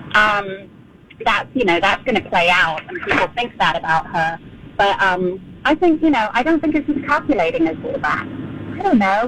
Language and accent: English; London, United Kingdom; moved away as an adult; I was born and raised in London. I left when I was 21.